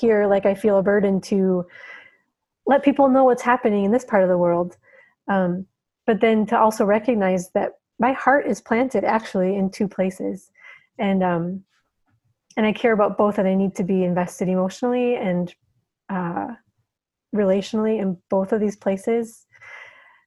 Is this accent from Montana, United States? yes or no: no; a suburb of Minneapolis, Minnesota, United States; moved away as an adult; also born or lived in Horn of Africa; now in Djibouti; I grew up in a suburb of Minneapolis and went to the University of Minnesota